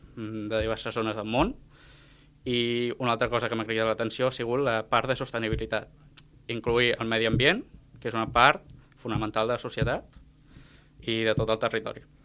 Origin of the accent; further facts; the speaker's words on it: Reus, Catalonia, Spain; Jo vinc de Reus, poble que també està al costat de Riudoms